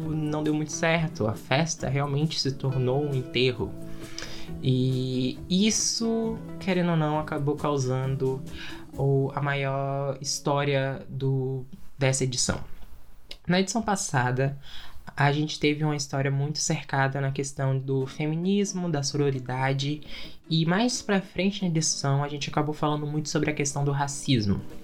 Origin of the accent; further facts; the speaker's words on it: Brazil; A gente é brasileiro